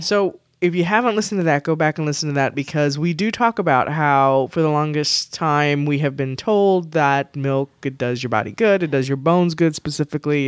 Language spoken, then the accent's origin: English; Texas, United States; I'm from Texas